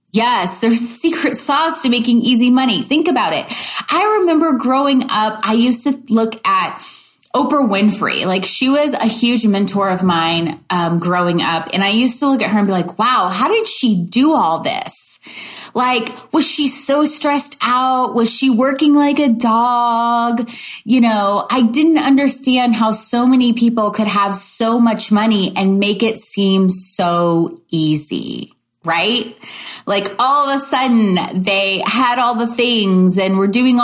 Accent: Louisville, Kentucky, United States; I grew up in the Midwest in Louisville, Kentucky

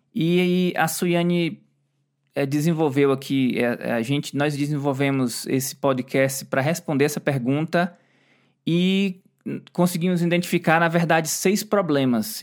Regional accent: Brazil; moved away; Eu, como brasileiro, não gosto. E a gente mora fora do Brasil

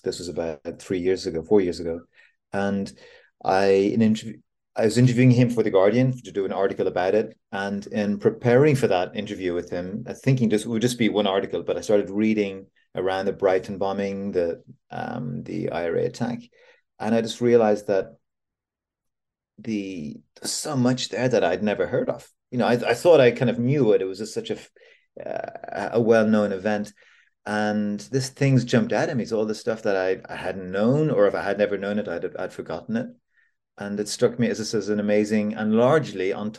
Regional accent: Dublin, Leinster, Ireland; moved away as an adult; I'm from Dublin originally, and so I found myself back here

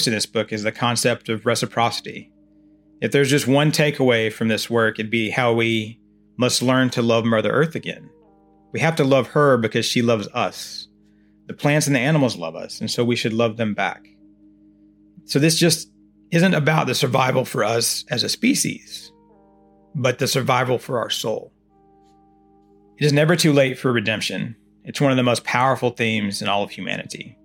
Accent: Oklahoma, United States; now in Texas, United States; I'm originally from Oklahoma and my mother has lived for years in Potawatomi County there

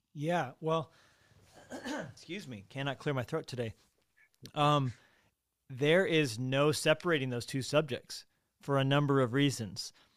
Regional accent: Colorado, United States; I was born in Colorado

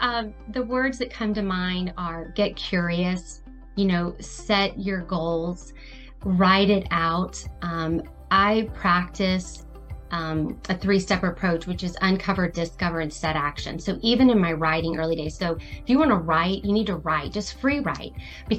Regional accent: Palm Harbor, Florida, United States; I do have some stores in my hometown in Palm Harbor, Dunedin, as well as in South Carolina on the coast

